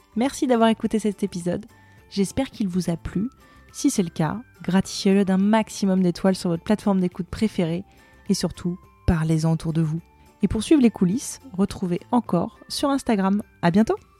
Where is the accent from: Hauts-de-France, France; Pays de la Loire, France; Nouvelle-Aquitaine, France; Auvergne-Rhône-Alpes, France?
Pays de la Loire, France; Le Mans; moi je viens du Mans, il y a les Alpes Mancelles